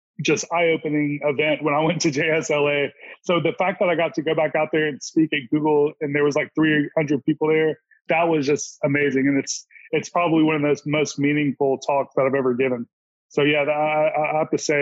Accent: Mississippi, United States; also born or lived in Los Angeles; I'm from Mississippi and I live in Mississippi

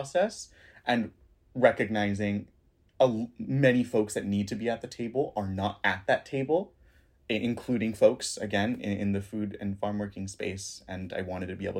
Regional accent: Southwest Florida, United States; born or raised there

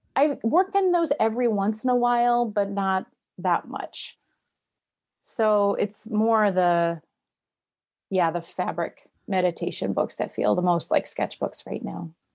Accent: Wisconsin, United States; moved away as an adult; I'm from Wisconsin, grew up here, but then I moved away for many, many years and just came back a year and a half

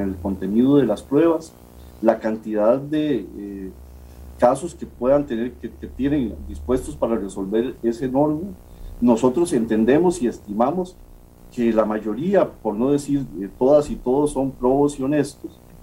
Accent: Costa Rica; como costarricenses

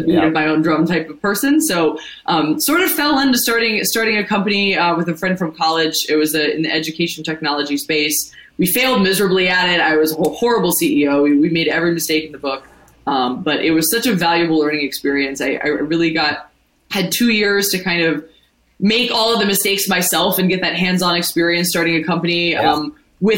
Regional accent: Ohio, United States; moved away as an adult; now in New York, United States; I'm from the Midwest. I'm from Ohio originally. I moved to New York in 2014 to go to NYU's business school

